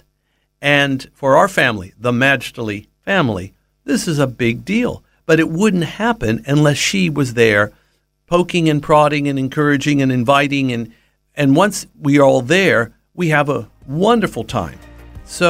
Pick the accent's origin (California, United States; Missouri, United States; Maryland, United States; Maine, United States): California, United States; also born or lived in Middle East (family background); now in Australia; I was raised in the Western world, in California, before I came to Australia